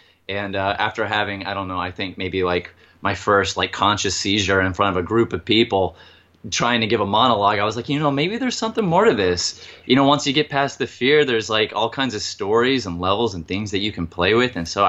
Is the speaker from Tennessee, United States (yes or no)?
yes; Chattanooga, Tennessee, United States; moved away; I'm originally from Chattanooga, Tennessee